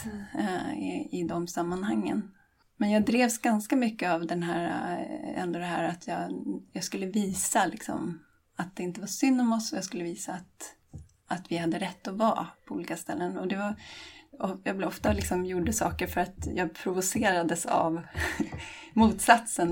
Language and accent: Swedish; Åkersberga, Stockholm County, Sweden; jag är trebarnsmamma från Åkersberga utanför Stockholm